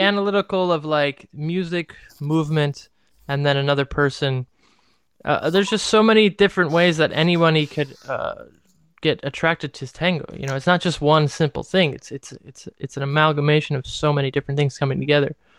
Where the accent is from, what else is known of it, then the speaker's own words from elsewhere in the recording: Cleveland, Ohio, United States; I'm from Cleveland, fucking Ohio, and I dance tango professionally.